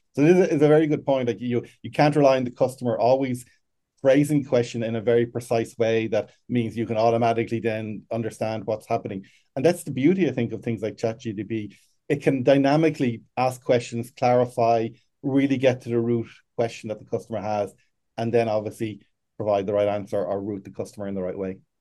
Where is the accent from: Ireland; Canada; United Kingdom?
Ireland; I am from Ireland, but currently sitting in Chicago